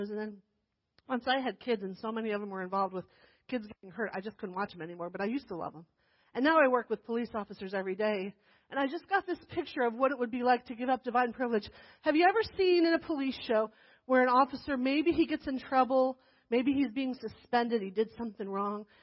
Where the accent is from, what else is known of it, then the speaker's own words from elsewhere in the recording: New Jersey, United States; born there; No, but I was born in New Jersey. I promise. I belong here. I'm from here.